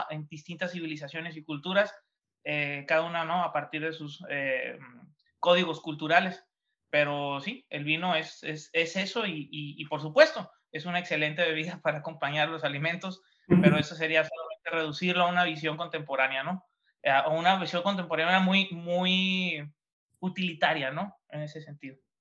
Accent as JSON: {"language": "Spanish", "town": "Ensenada", "region": "Baja California", "country": "Mexico", "tie": "born or raised there"}